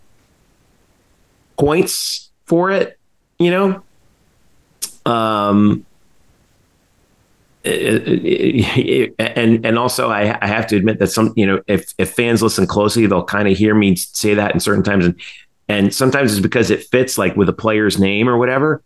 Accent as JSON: {"language": "English", "region": "South Florida", "country": "United States", "tie": "born or raised there", "said": "I grew up in South Florida"}